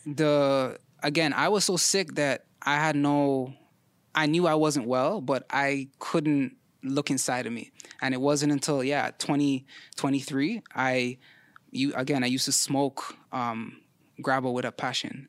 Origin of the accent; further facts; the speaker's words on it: Toronto, Ontario, Canada; I'm a Vern baby, Ma Vern